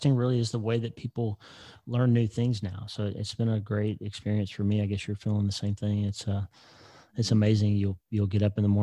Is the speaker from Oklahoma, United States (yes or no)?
yes; Broken Bow, Oklahoma, United States; also born or lived in Alabama / Casper, Wyoming; now in North Platte, United States; I grew up in a town in Oklahoma called Broken Bow, 2,000 people